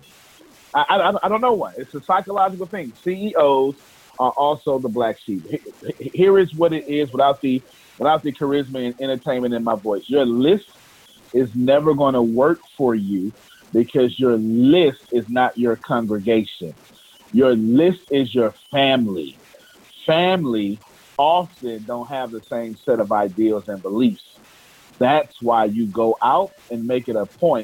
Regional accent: Texas, United States; I'm from Texas

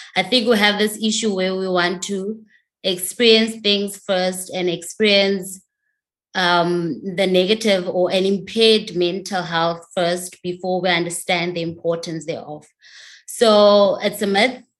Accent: Northern Cape, South Africa; moved away as an adult; also born or lived in Free State; now in Cape Town, South Africa; I am originally from the Northern Cape. I moved um, to the Free State to start my tertiary education

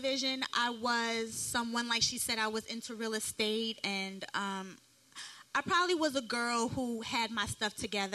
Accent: New York City, New York, United States; also born or lived in Bronx, New York / Harlem, New York; I'm from Brooklyn, but I did live in all five boroughs

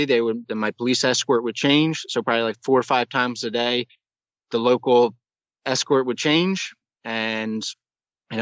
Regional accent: United States; I'm an American

